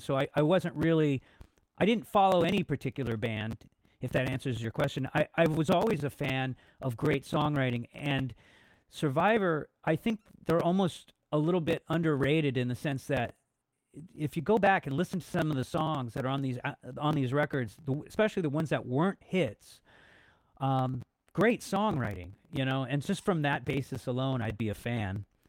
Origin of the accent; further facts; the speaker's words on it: Los Angeles, California, United States; I'm from Los Angeles originally, born and raised, uh, grew up in the eighties.